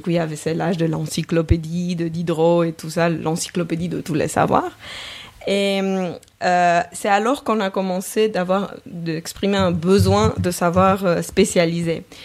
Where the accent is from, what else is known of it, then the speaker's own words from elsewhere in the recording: Romania; moved away as an adult; now in Geneva, Switzerland; je suis roumaine, le esco à la fin du nom le trahit